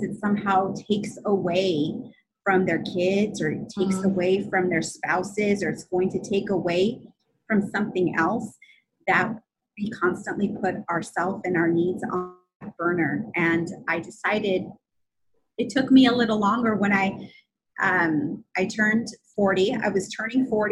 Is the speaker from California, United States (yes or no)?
yes; California, United States; I'm from California